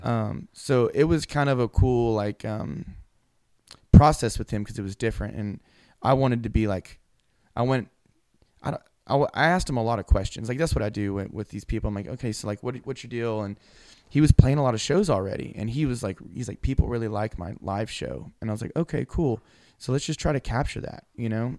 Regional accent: Houston, Texas, United States; moved away as an adult; I'm from Houston

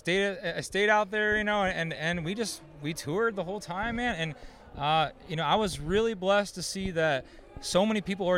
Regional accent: Northwest Ohio, United States; born and raised in Northwest Ohio.

